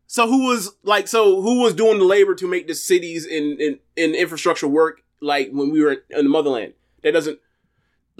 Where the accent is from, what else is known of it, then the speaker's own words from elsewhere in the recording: Florida, United States; I'm from Florida, born and raised. There hasn't been much time, many days I've spent outside of this state.